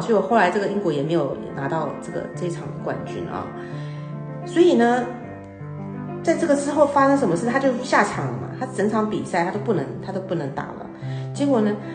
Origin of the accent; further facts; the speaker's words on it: Taiwan; 我们台湾人，我们要学英文